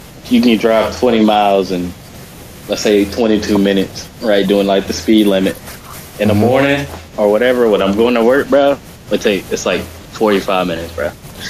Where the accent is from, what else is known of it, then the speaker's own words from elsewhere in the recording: Detroit, Michigan, United States; Like, I know I'm from Detroit.